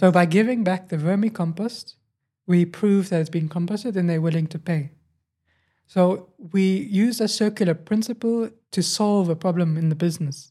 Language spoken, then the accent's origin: English; Johannesburg, Gauteng, South Africa; also born or lived in Cape Town; I moved to Johannesburg, and then I grew up in Johannesburg